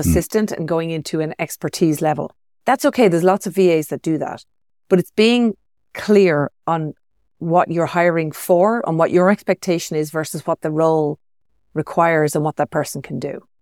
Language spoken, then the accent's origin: English; Ireland; moved away as an adult; also born or lived in Sydney, Australia; now in Chamonix, France; being Irish background, I grew up with that, so we call it soft rain. And uh, yeah. I, I moved away from that about twenty years ago